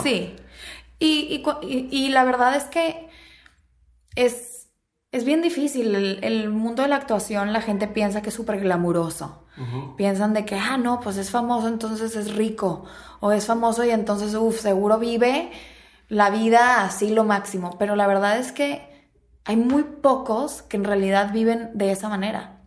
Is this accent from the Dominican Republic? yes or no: no; Mexico; moved away as an adult; now in Los Angeles, United States; soy mexicana